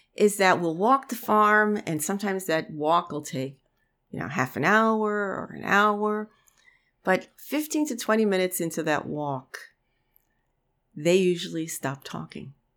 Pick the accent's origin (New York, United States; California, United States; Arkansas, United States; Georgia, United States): New York, United States; New York City; moved away; I grew up in the Bronx. I'm a city kid, you know, for most of my life